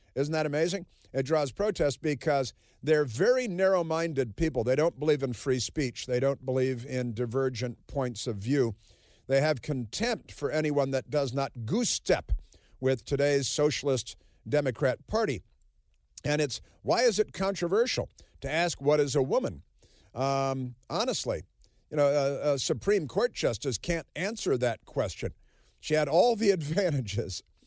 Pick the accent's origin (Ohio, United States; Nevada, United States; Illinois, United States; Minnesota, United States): Illinois, United States; Chicago; moved away; also born or lived in Kansas City; I grew up in Chicago. I lived in Kansas City for a while.